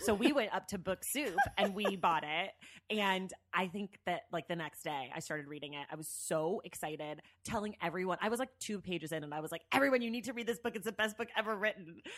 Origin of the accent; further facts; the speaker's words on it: San Francisco Bay Area, California, United States; I'm from the Bay Area